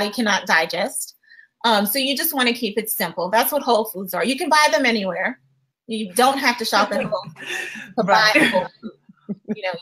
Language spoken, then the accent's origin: English; Louisiana, United States; I'm from Louisiana